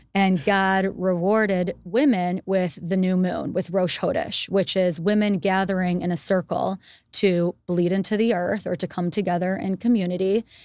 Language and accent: English; United States; moved away as an adult; also born or lived in Israel / India; being Jewish growing up in America